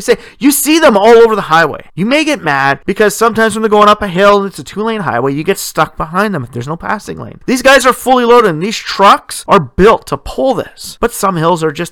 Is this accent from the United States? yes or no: no; Sudbury, Ontario, Canada; in my hometown